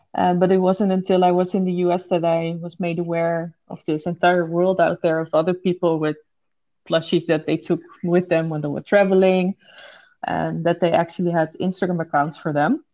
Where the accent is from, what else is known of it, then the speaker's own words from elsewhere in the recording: Netherlands; I was the only Dutch person studying there